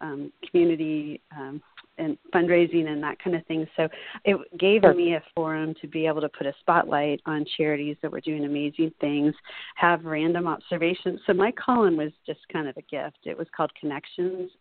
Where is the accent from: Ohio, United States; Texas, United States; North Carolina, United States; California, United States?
California, United States; Laguna Beach; Laguna Beach, my hometown